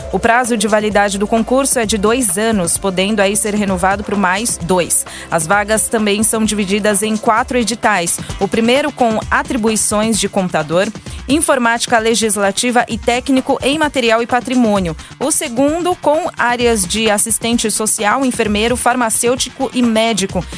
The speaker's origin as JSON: {"language": "Portuguese", "town": "Diadema", "region": "São Paulo", "country": "Brazil", "said": "Eu sou de Diadema, mas trabalho na Zona Leste."}